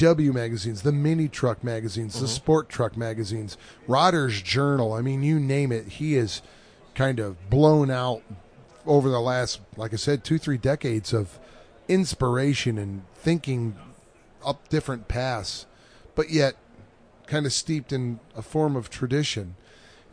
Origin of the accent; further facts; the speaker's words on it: near Watkins Glen, New York, United States; I grew up near Watkins Glen Raceway